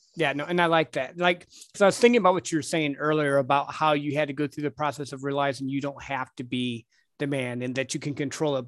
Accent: Midwest, United States; growing up in the Midwest

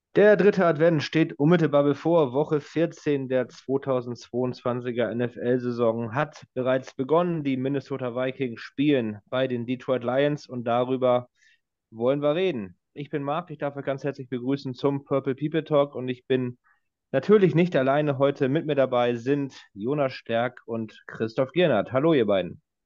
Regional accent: Northern Germany, Germany; als Norddeutscher und einer, des, der des Plattdeutschen Mächtiges

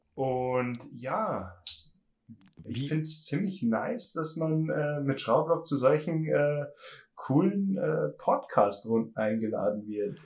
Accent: Berchtesgadener Land, Bavaria, Germany; ich komme aus dem schönen Berchtesgadener Land, also ganz südlich, bin schon mhm. fast in Österreich

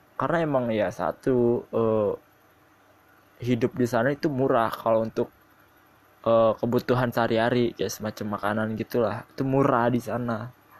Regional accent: South Tangerang, Banten, Indonesia; Gua asli Tangerang Selatan

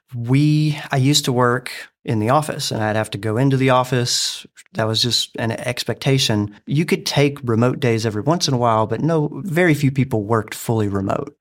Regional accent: Alabama, United States; moved away as an adult; now in Dover, United States; me growing up in Alabama

